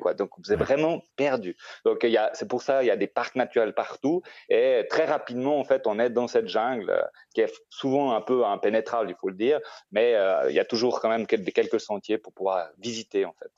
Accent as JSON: {"language": "French", "country": "Switzerland", "tie": "born or raised there", "moved": "as an adult", "lives_now": "Costa Rica", "said": "j'ai grandi en Suisse"}